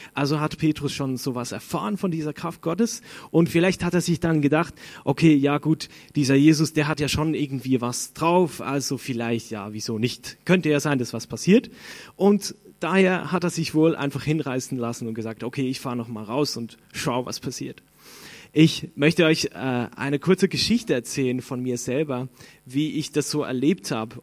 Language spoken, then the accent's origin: German; Switzerland; Ich bin Schweizer